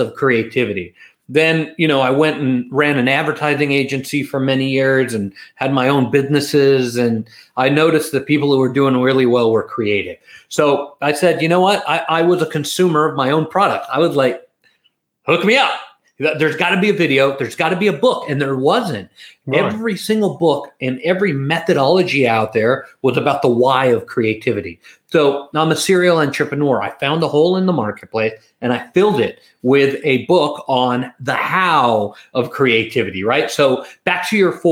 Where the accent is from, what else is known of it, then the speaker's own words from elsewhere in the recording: London, United Kingdom; I'm an East London West Ham fan